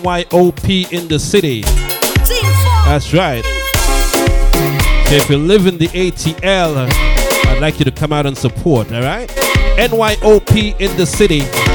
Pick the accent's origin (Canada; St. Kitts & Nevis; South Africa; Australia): St. Kitts & Nevis; Guyanese, Jamaican, Virgin Islands, St. Kitts Nevis, my hometown, Panamanian.